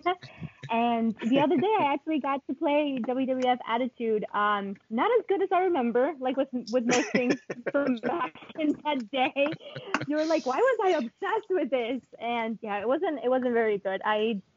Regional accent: Colombia; English is a second language; now in United States; I was born and raised in Colombia, and I previously, before moving to the United States

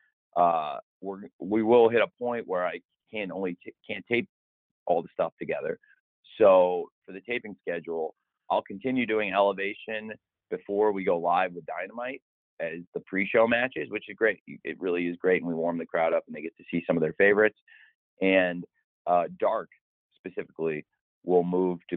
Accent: Illinois, United States; moved away; also born or lived in Florida; I'm back home where I grew up in Illinois this week, but I also have lived in Florida, and that's home to me too

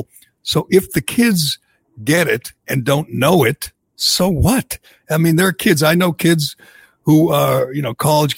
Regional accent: Massachusetts, United States; I grew up in Massachusetts

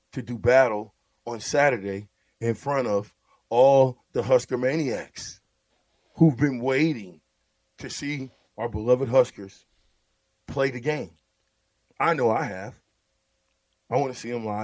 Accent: Omaha, Nebraska, United States; I'm from Omaha

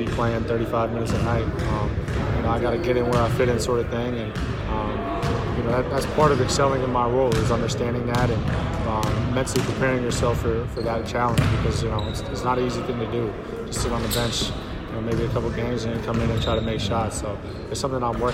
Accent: New Hampshire, United States; also born or lived in Maine; I was born in Maine. I'm really from New Hampshire

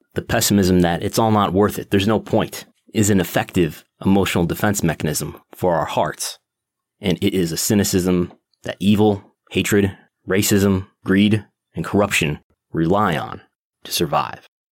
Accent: United States; also born or lived in Buffalo, New York; I've lived in the United States uh, my entire life since 1985

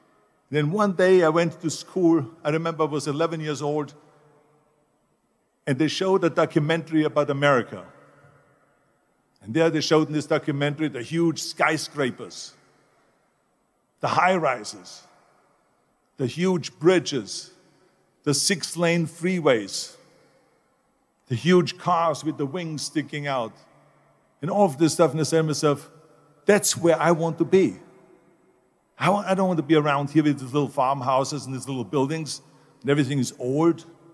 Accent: Austria; moved away as an adult; I was born in 1947 in Austria after the Second World War. And I didn't really like Austria when I grew up. I couldn't wait to get out of there.

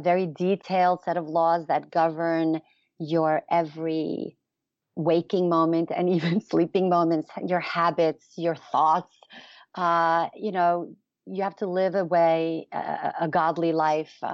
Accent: New York City, New York, United States; I was born and raised in Borough Park in Brooklyn

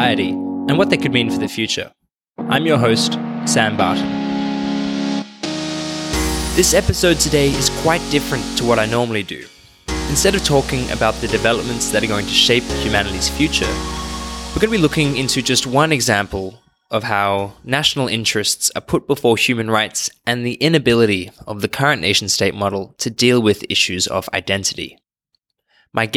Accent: Australia; I'm from Australia

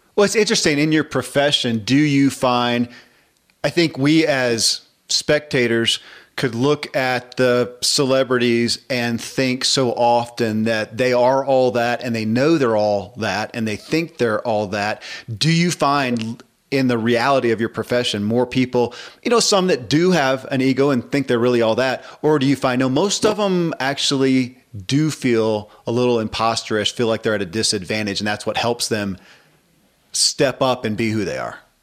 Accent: the South, United States; I grew up in the South and in the church

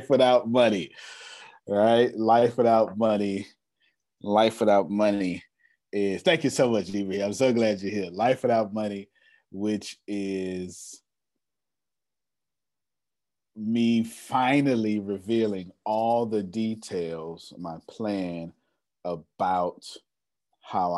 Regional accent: Galveston, Texas, United States; since I'm from Galveston

